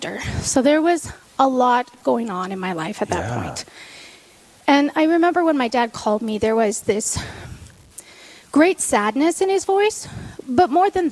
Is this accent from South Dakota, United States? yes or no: yes; Sturgis, South Dakota, United States; I was born and raised in Sturgis, South Dakota